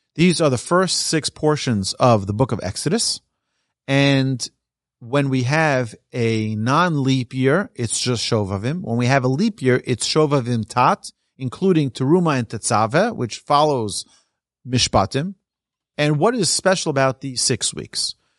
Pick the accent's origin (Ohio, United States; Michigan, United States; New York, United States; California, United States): New York, United States; I'm from New York.